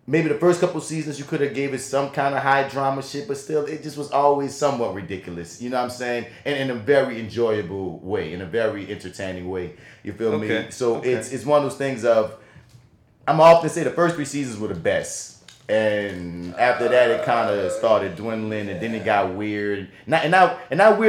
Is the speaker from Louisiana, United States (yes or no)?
yes; New Orleans, Louisiana, United States; accent: New Orleans; my New Orleans accent